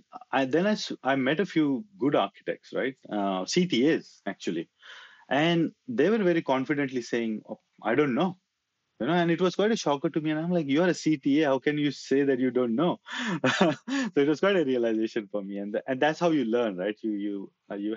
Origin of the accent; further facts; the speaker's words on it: India; moved away as an adult; now in Australia; I was in that part of the world for a long, long time